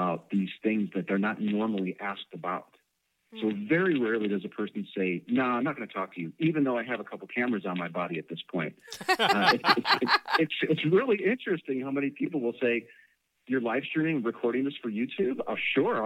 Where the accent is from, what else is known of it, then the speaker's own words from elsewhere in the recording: Chicago, Illinois, United States; moved away; I'm from Chicago originally